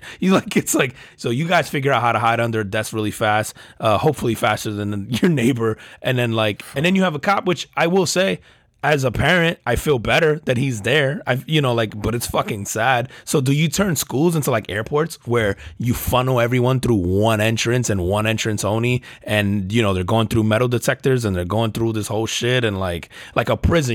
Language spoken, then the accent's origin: English; United States